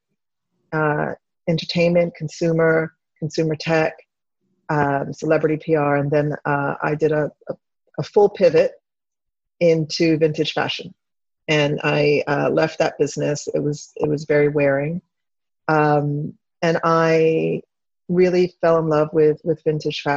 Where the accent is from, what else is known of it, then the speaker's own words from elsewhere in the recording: Devon, Pennsylvania, United States; also born or lived in Chester, Pennsylvania / Villanova, Pennsylvania; I was born in Chester, Pennsylvania, but I grew up in partly in Devon, Pennsylvania, and Villanova